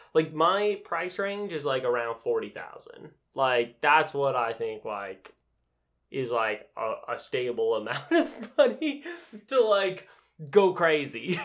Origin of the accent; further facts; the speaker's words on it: Utah, United States; moved away; I grew up in Utah